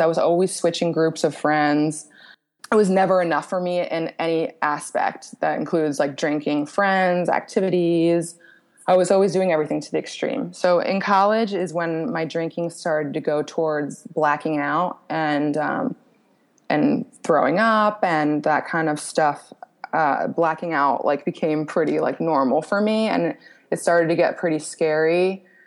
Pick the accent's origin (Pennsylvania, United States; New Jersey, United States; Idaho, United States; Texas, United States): Pennsylvania, United States; Royersford; moved away as an adult; also born or lived in Cancun, Mexico; now in Cape Coral, United States; I grew up outside of Philly